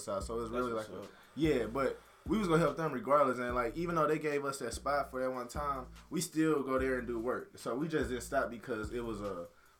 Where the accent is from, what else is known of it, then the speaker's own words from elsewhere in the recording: St. Louis, Missouri, United States; moved away as an adult; now in Warrensburg, United States; I'm from St. Louis